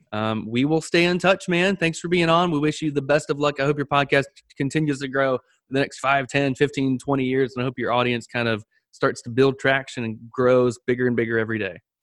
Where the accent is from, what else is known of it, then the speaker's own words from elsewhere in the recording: Panama City, Florida, United States; I'm from Pan, um, Panama City, Florida